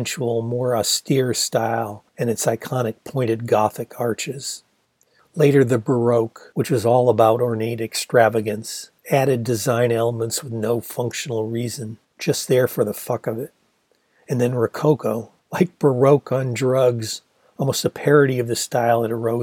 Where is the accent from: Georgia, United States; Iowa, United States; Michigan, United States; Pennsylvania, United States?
Michigan, United States; Ann Arbor; the best restaurant in Ann Arbor, the Gandhi Dancer